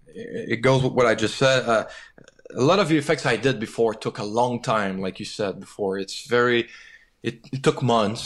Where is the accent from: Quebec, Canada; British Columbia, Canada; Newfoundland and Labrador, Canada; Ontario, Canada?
Quebec, Canada; when you grew up in Quebec, you definitely grow up knowing that you have a special identity.